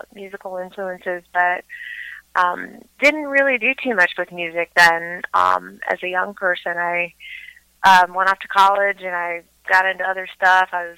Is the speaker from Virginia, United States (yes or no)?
yes; Blacksburg, Virginia, United States; also born or lived in California; now in Asheville, United States; I'm originally from Blacksburg, Virginia, so not too far away